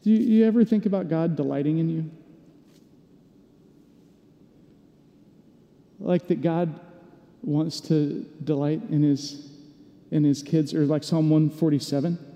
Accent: Atlanta, Georgia, United States; moved away; I grew up in Atlanta, first chunk of my life

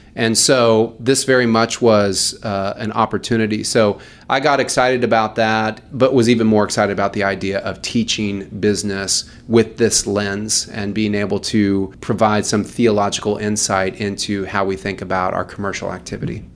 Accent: Louisville, Kentucky, United States; moved away; I'm from Louisville, Kentucky.

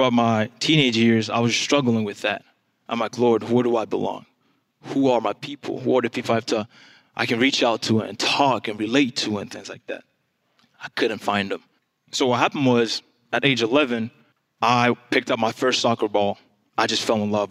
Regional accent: DR Congo; English is a second language; now in United States; I am from the Democratic Republic of Congo, if you haven't figured it out yet. That's where the accent is from.

